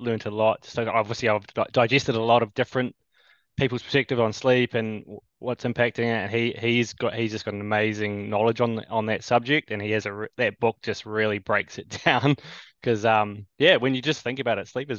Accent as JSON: {"language": "English", "country": "New Zealand", "tie": "born or raised there", "also_born_or_lived": "Canada / Australia", "said": "born in Little Old New Zealand here. Been here most of my life."}